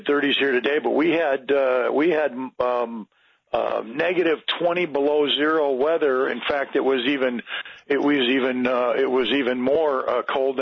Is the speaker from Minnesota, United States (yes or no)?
yes; Minnesota, United States; I'm from Minnesota. I live in the Twin Cities area